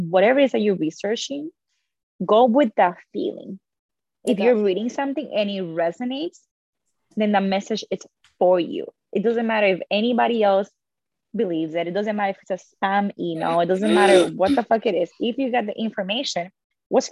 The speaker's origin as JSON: {"language": "English", "country": "Dominican Republic", "tie": "born or raised there", "said": "I was born in the Dominican Republic."}